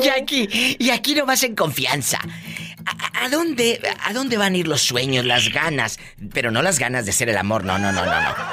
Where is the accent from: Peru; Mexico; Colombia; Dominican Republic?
Mexico; Tamaulipas; now in California, United States; yo soy de Tamaulipas